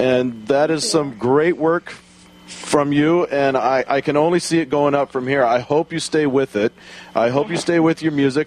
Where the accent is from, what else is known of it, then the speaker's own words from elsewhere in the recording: Houston, Texas, United States; moved away; I grew up in Houston